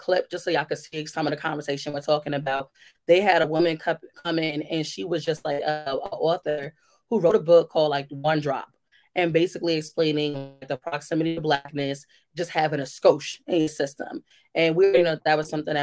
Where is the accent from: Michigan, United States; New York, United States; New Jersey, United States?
New York, United States; New York City; I grew up in the Bronx